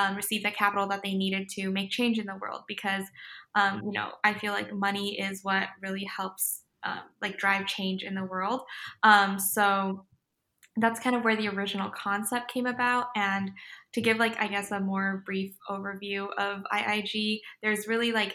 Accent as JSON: {"language": "English", "area": "LA County", "region": "California", "country": "United States", "said": "I'm originally from LA County. That's where I'm at right now. I'm home with my parents"}